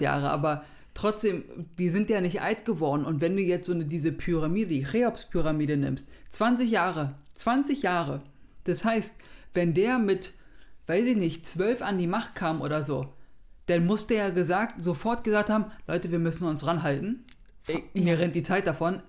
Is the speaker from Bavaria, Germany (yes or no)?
no; Berlin, Germany; als Berliner. Ich bin ja nicht aus Hamburg